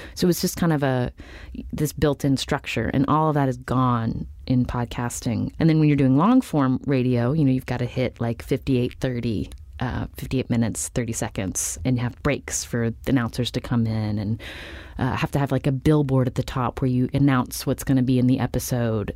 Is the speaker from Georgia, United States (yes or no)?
no; Charleston, West Virginia, United States; moved away as an adult; also born or lived in Palo Alto; I grew up in Charleston, which is the capital city of West Virginia